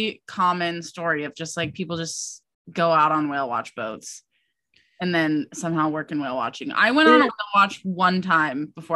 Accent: Midwest, United States; I'm from the Midwest.

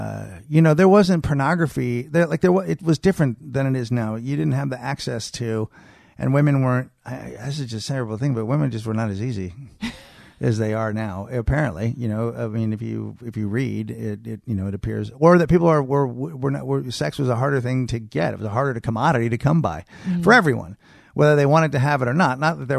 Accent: Marin, California, United States; I mean, we grew up in Marin, so, I mean, you know, not really.

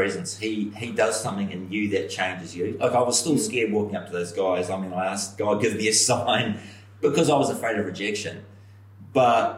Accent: New Zealand; from New Zealand

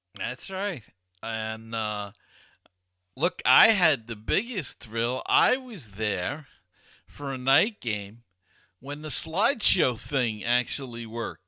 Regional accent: New York City, New York, United States; as a kid growing up in Queens

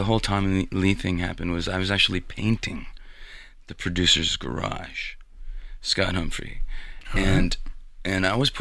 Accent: Toronto, Ontario, Canada; moved away as an adult; also born or lived in Los Angeles, United States; now in Las Vegas, United States; I grew up in Toronto, Canada, and moved to L.A. in 97 with a dream.

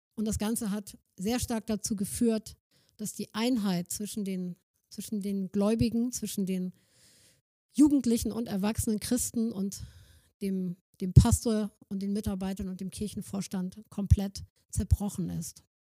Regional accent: Germany; also born or lived in Northern Germany; wir als Deutsche

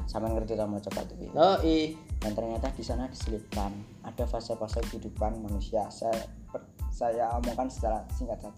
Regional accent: Java, Indonesia; born there; karena aku lahir di Jawa aku pakai literasi narasi-narasi dari sana

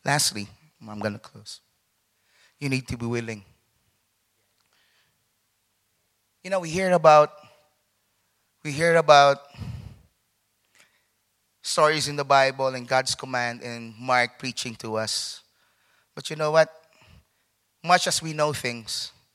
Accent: Philippines; moved away; also born or lived in London; I'm a Filipino

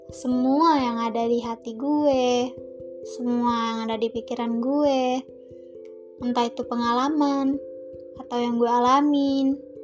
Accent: Indonesia; gue orang Melayu hmm, bukan dari Malaysia gue asli orang Indonesia

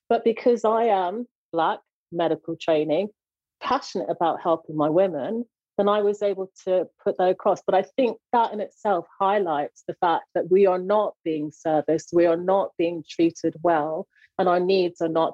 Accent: Jamaica; I'm a Jamaican

